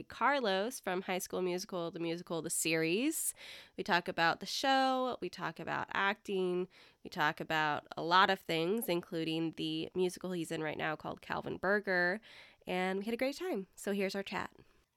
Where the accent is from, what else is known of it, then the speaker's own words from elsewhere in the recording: England, United Kingdom; I gave them my brightest smile and said … from England.